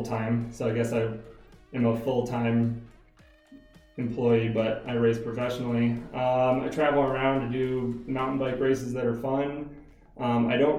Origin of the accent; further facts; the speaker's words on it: Iowa, United States; moved away as an adult; also born or lived in Boulder, Colorado; now in Colorado, United States; I'm from Iowa.